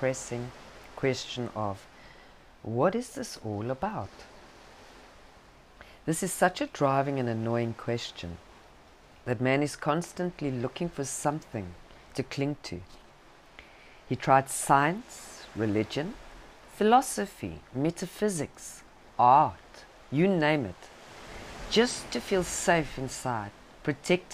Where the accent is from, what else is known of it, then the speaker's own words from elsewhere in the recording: South Africa; accent: South African; my South African accent